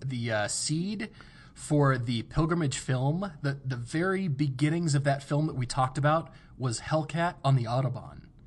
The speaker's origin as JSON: {"language": "English", "country": "United States", "said": "I'm an American living in America"}